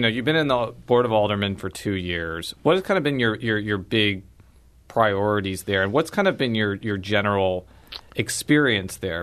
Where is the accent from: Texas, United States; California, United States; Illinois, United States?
Illinois, United States; Chicagoland suburbs; now in St. Louis, United States; I'm from the Chicagoland suburbs